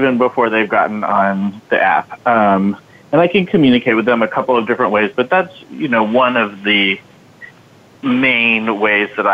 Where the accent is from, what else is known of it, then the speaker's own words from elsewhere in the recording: Signal Mountain, Tennessee, United States; I'm from Signal Mountain, Tennessee, so I know that that is sort of a part of the country where people don't think of necessarily like full-time advocates hailing from